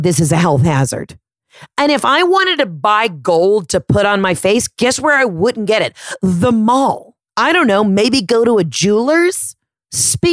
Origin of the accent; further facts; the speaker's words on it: the South, United States; I'm from the South